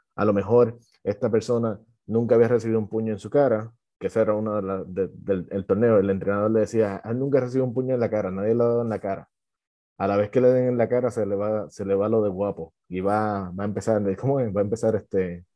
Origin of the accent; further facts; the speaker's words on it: Puerto Rico; yo soy de Puerto Rico